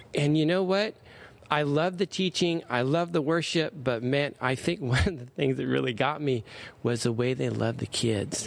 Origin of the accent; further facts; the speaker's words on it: Anaheim, California, United States; also born or lived in Stanton, California; I grew up in Anaheim.